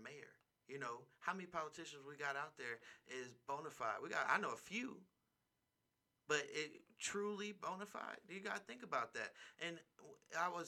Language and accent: English; Bay Area, California, United States; now in Las Vegas, United States; in my hometown of the Bay Area